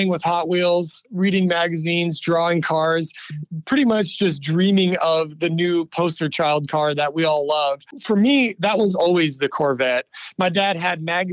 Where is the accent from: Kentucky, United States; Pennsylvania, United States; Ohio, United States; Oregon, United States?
Oregon, United States; Redmond; I grew up in Central Oregon, specifically Redmond, Oregon, which is in the heart of the state in a beautiful high desert